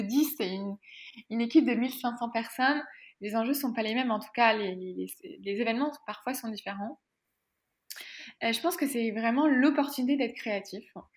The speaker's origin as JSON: {"language": "French", "country": "France", "moved": "as an adult", "lives_now": "Quebec, Canada", "said": "je vis au Québec, mais je suis française"}